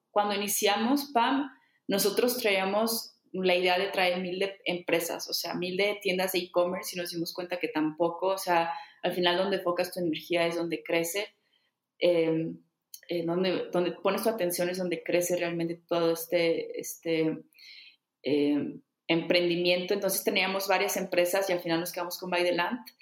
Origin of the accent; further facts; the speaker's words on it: Saltillo, Coahuila, Mexico; moved away as an adult; also born or lived in Bali; yo no vivía en Saltillo, que es en donde nací aquí en México. Yo llevaba, creo que fuera de Saltillo, como 10 años